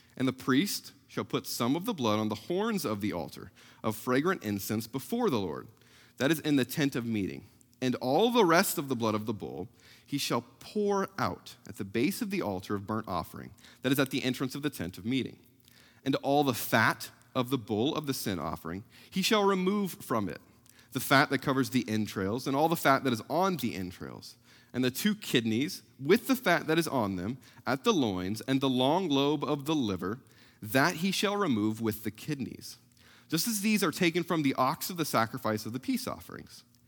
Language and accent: English; South Central Missouri, United States; moved away; growing up in South Central Missouri